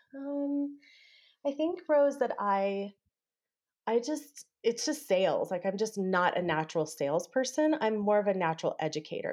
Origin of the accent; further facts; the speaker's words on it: Texas, United States; I grew up in Texas